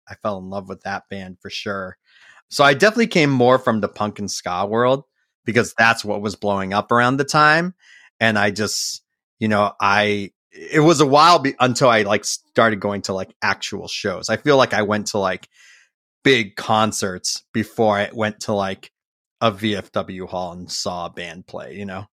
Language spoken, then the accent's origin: English; Framingham, Massachusetts, United States; also born or lived in Boston, Massachusetts; I grew up in Framingham, Massachusetts, about, uh, you know, thirty minutes outside